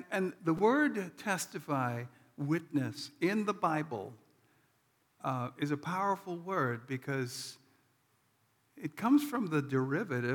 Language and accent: English; New York City, New York, United States; moved away; I'm from New York City